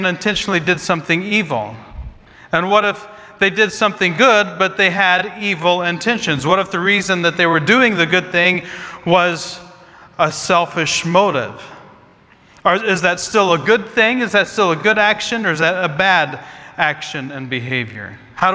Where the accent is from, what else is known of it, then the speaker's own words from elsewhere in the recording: Midwest, United States; I grew up in the Midwest